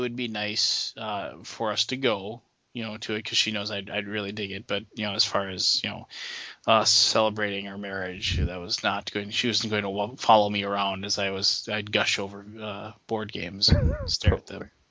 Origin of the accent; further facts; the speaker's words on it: United States; I'm American